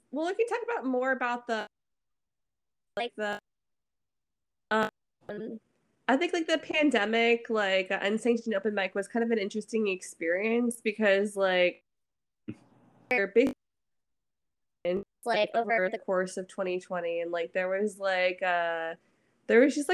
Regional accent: San Francisco Bay Area, California, United States; now in Seattle, United States; I'm from San Francisco Bay Area.

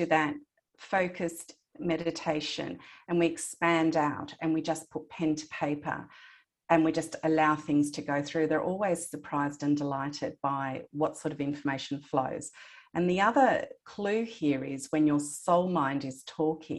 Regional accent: Australia; I was born in Australia, I have a Greek heritage, and my grandparents lived in Greece

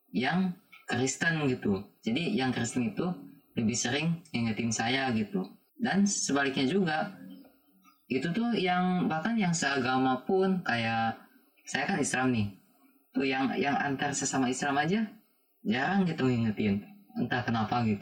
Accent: Pangandaran, West Java, Indonesia; tapi pas sekolah ke sini saya juga orang Pangandaran kan pas sekolah ke sini

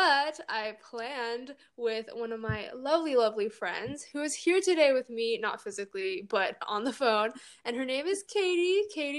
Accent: California, United States; moved away as an adult; now in Chicago, United States; I'm from California

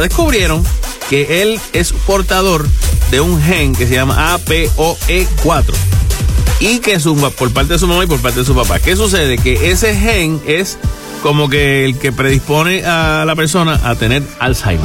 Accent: Caguas, Puerto Rico; a mi pueblo de Caguas

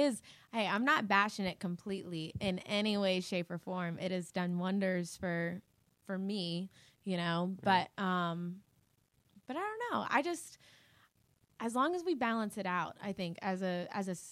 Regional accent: Hilton Head Island, South Carolina, United States; moved away; also born or lived in Charleston, South Carolina; I'm from Hilton Head Island, South Carolina.

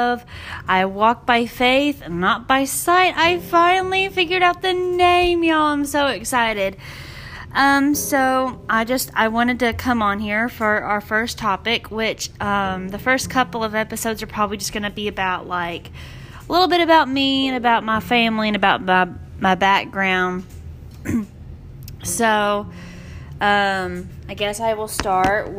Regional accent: Memphis, Tennessee, United States; I grew up in Memphis.

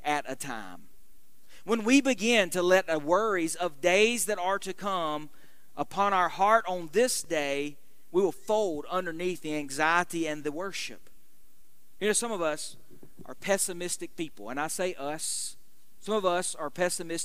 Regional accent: United States; as American Christians living in the midst of what is, we recognize, a very unchristian world

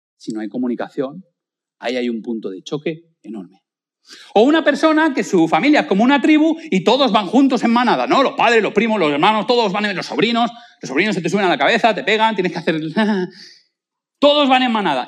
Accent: Spain; nosotros, pues como buenos españoles, pues no damos propina.

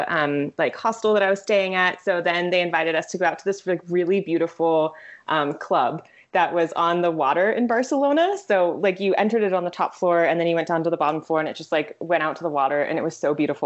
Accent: California, United States; moved away as an adult; also born or lived in Vacaville, California; now in Philadelphia, United States; I'm from California. Yeah, I grew up in California

